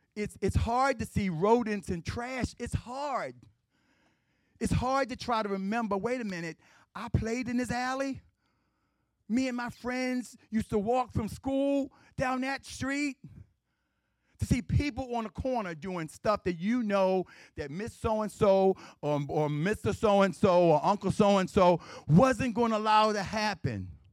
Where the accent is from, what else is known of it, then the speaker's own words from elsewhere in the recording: Baltimore, Maryland, United States; I grew up in West Baltimore. I grew, okay, my house was in West Baltimore. I grew up in East Baltimore.